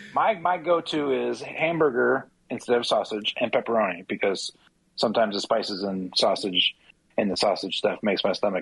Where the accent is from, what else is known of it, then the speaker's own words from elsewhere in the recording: Chicago, Illinois, United States; I grew up in Chicago.